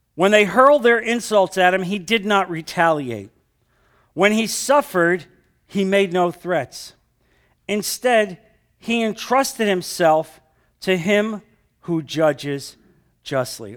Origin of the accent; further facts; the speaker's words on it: New Jersey, United States; moved away; I came from New Jersey